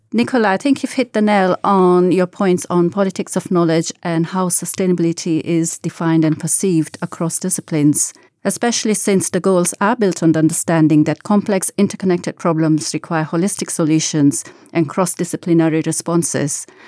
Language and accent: English; Gujarat, India; moved away; I grew up in Gujarat, western part of India